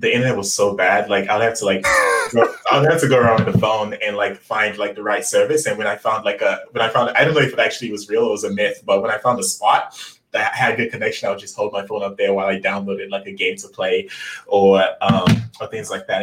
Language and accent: English; Lagos, Nigeria; I was born in Lagos, Nigeria, um, and you know growing up in Lagos, Nigeria